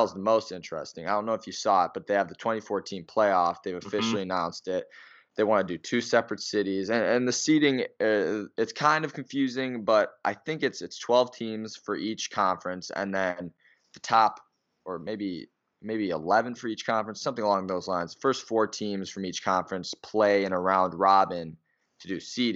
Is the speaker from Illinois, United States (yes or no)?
yes; Chicago, Illinois, United States; I'm from Chicago, the Chicago area